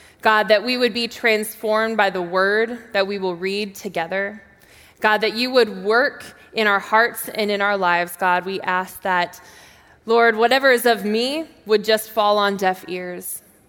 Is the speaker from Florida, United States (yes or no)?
no; Texas, United States; But I am from Texas, and my dad was in the Air Force, and so we moved back and forth all the time.